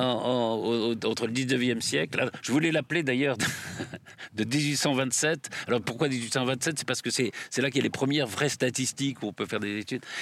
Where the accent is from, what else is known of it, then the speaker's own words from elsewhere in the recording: Limoges, Nouvelle-Aquitaine, France; moved away; also born or lived in south-west France; ma famille est du sud-ouest, mais mon père avait été nommé à Limoges, donc on, vivait à Limoges